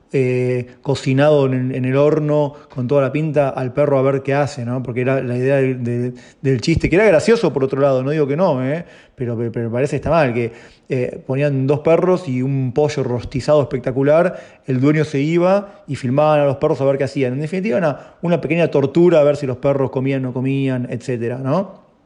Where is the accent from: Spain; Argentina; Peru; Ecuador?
Argentina; somos en Argentina, no sé, 40 millones de personas